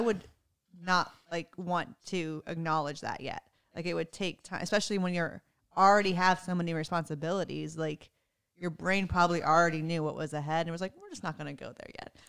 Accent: Texas, United States; I'm from Texas

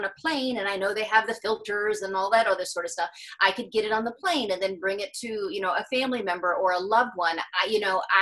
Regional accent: Gainesville, Florida, United States; moved away as an adult; also born or lived in Scotland; now in New York City, United States; I grew up in Gainesville, Florida, where the University of Florida is

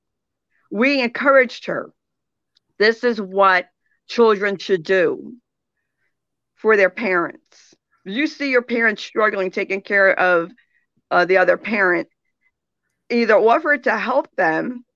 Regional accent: New Jersey, United States; I'm from New Jersey

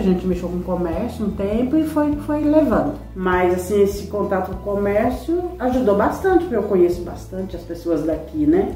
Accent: Minas Gerais, Brazil; moved away as an adult; also born or lived in Paraná; now in Santana de Parnaíba, Brazil; Eu nasci no Paraná e fui criada em Minas

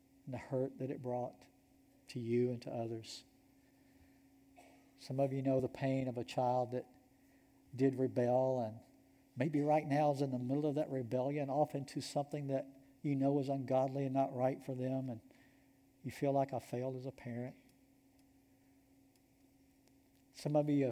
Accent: Georgia, United States; I'm from Georgia

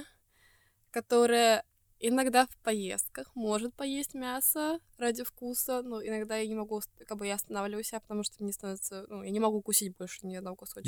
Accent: Estonia; из Эстонии

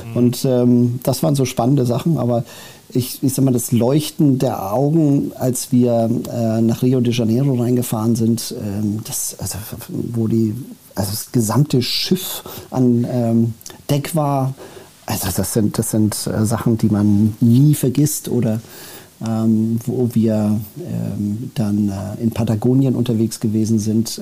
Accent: Germany; also born or lived in United States / Saudi Arabia / Spain / Switzerland; Bin mit äh, sechs Jahren nach äh, Deutschland äh, gekommen

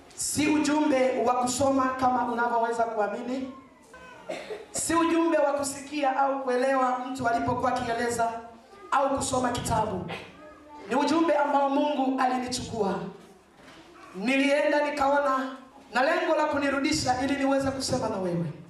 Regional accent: Mbeya, Tanzania; nyumbani kwetu Mbeya.

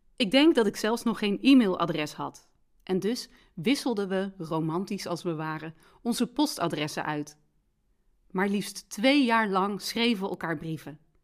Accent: Rijen, North Brabant, Netherlands; in Rijen, waar ik vandaan kom

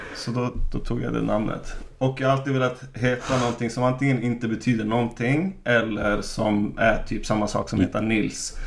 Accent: Umeå, Västerbotten County, Sweden; Jag är från Umeå.

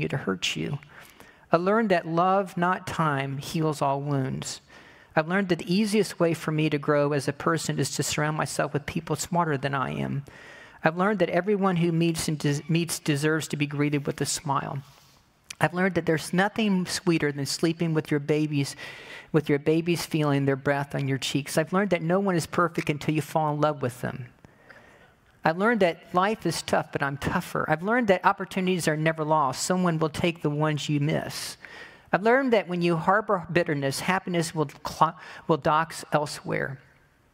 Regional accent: United States; what I've learned about being American

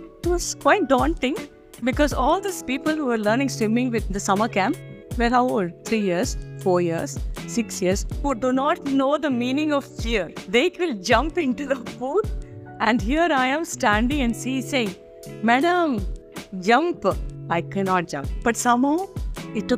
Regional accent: a little village past Mangalore, Karnataka, India; first language Kannada; English is a second language; moved away; also born or lived in Bangalore; Now, I'm from a little village past Mangalore. We are from there. We are what you call as Havyaks. We speak old Kannada.

